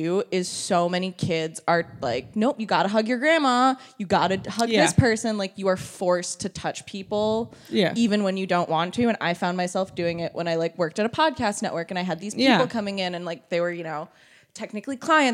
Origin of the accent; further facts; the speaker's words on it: Boston, Massachusetts, United States; I'm also from Boston